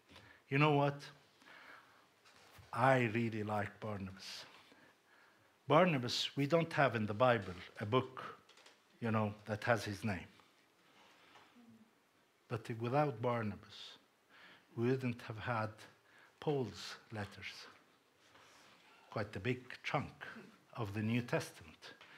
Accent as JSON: {"language": "English", "country": "Cyprus", "tie": "born or raised there", "said": "And I have Hellenistic upbringing as well. I mean, I was brought up in Cyprus."}